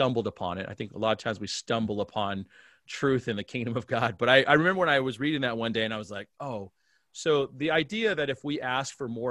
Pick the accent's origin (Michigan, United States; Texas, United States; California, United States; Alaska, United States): Alaska, United States; I was born and raised in Alaska.